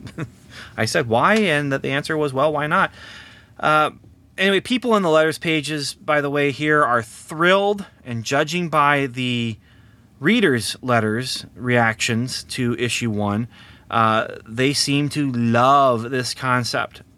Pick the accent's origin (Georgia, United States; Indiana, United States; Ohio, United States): Indiana, United States; near Lafayette; very close to my hometown here